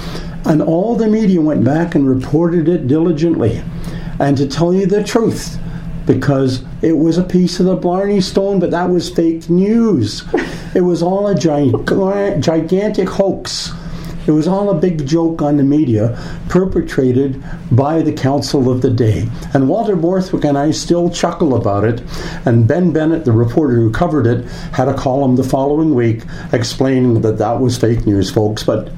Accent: Canada; Being a Canadian and respecting Canadians of every possible walk of life

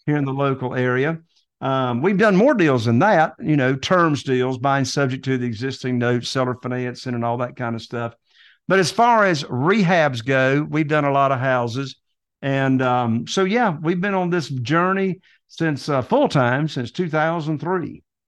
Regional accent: Morehead City, North Carolina, United States; Right here in Eastern North Carolina, in this little teeny tiny town called Moorhead City, North Carolina.

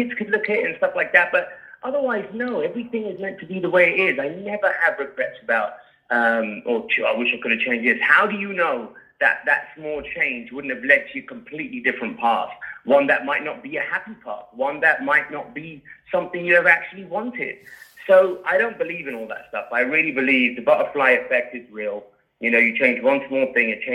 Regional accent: England, United Kingdom; accent: British; moved away as an adult; now in New York, United States; The British accent

